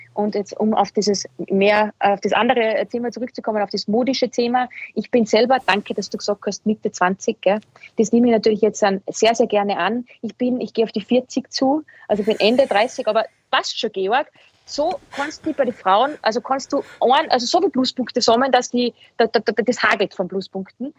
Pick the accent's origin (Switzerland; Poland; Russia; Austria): Austria; Salzburg; now in Vienna, Austria; ich bin aus Salzburg, das heißt, ich werde immer ein Dirndl von Salzburg bleiben